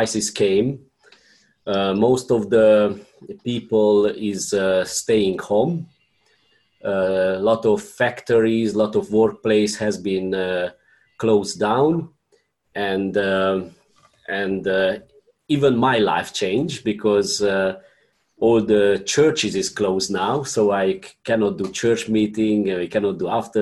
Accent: Romania; I am from Romania.

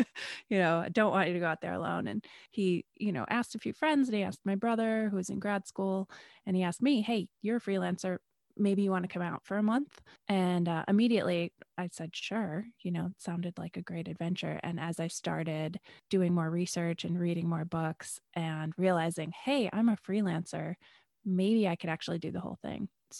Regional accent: Rochester, New York, United States; Well, I grew up mostly in Western New York, Rochester, New York

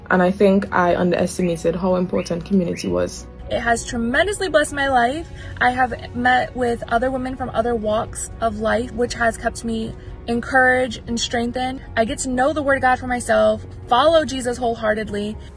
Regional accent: South Korea; … from South Korea.

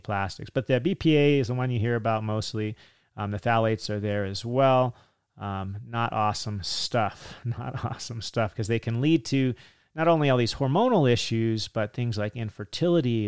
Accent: California, United States; Me growing up in California

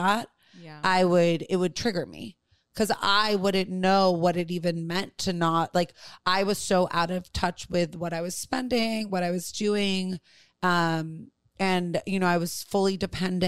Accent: New York City, New York, United States; I grew up with tremendous privilege on the Upper East Side of Manhattan

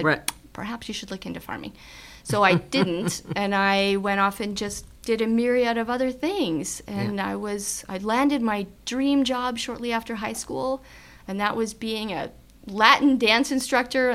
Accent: Mossbank, Saskatchewan, Canada; Main Street Moss Bank, my hometown

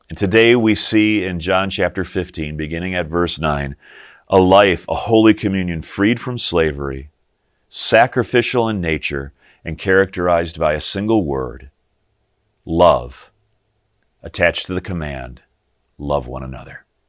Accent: Morris, Illinois, United States; the Lutheran church that I grew up in over the hill, up on top of the hill in my hometown of Morris, Illinois.

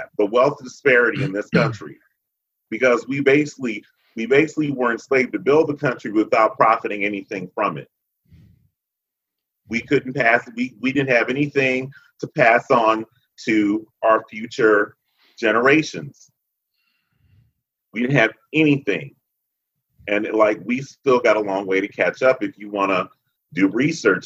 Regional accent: Chicago, Illinois, United States; moved away as an adult; also born or lived in the South; I was still pretty new to the South. I'm from Chicago. I was still pretty new to the South back in the mid-90s.

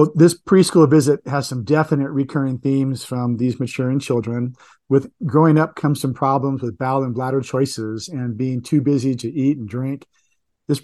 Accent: San Diego, California, United States; I grew up in San Diego, just north of the Tijuana border

